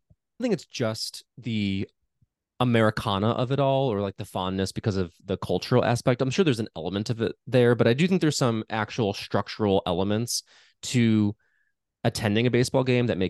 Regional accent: Chicago, Illinois, United States; because I grew up in and around Chicago

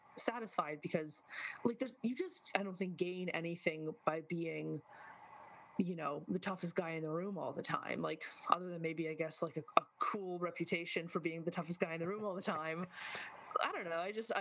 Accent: Michigan, United States; moved away as an adult; now in New York, United States; I'm a Michigander, you know, originally

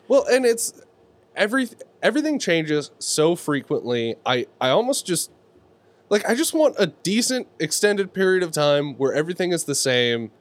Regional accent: Bay Area, California, United States; we're from the Bay Area

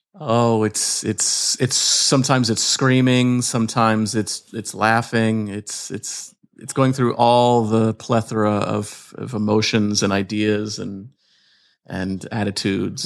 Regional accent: Atlanta, Georgia, United States; I'm from Atlanta, yeah, Georgia

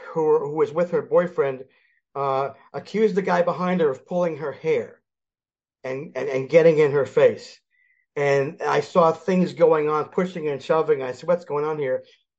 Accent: Philadelphia, Pennsylvania, United States; born there; Moved back to Philly. I was born in Philly. Moved back to Philly in 95 and back to the Phillies.

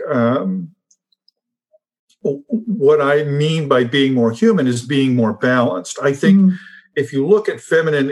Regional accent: United States; as an American

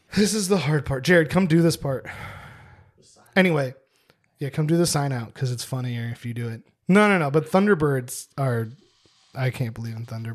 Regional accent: New Jersey, United States

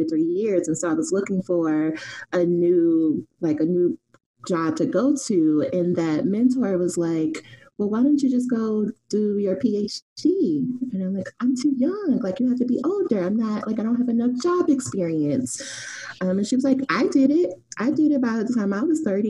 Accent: Chicago, Illinois, United States; I'm originally from Chicago, the West Side, which I say is the best side

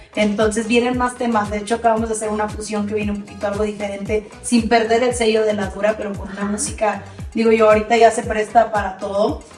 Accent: Matamoros, Tamaulipas, Mexico; also born or lived in Texas, United States; yo soy matamorense y, soy tamaulipeca, también soy tejana porque me, crié en frontera, nacida en Estados Unidos, pero criada en México por más de 25 años

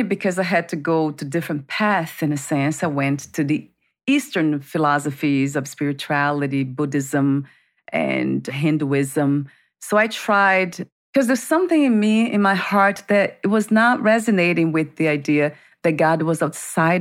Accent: Brazil; moved away; I grew up in Brazil

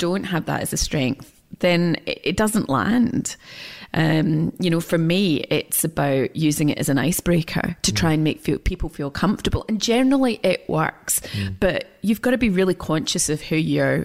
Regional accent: Scotland, United Kingdom; I'm Scottish

